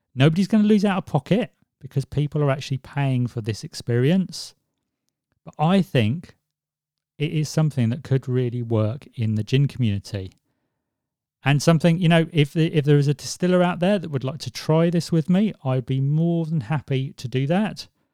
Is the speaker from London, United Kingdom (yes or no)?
no; Swansea, Wales, United Kingdom; where I was born in Swansea